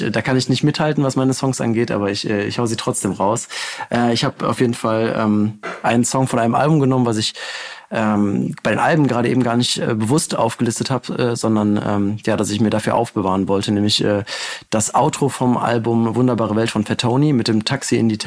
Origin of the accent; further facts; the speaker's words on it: North Rhine-Westphalia, Germany; endlich auch mal eine Hymne für meine Heimatstadt. Also für alle Gladbacher, gebt euch das, wenn ihr nach, äh, nach Hause fahrt über Weihnachten.